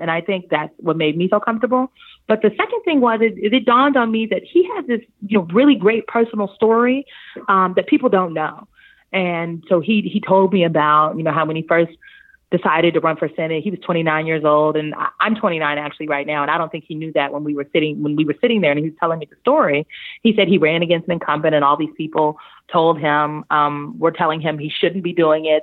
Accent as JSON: {"language": "English", "town": "Omaha", "region": "Nebraska", "country": "United States", "said": "I'm from Omaha, Nebraska"}